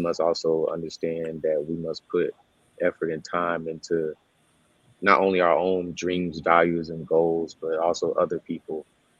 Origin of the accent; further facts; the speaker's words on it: the South, United States; one, I'm from the South, and I also just say that it's something interesting about Southern people. There are some good things and bad things about just Southern people in general.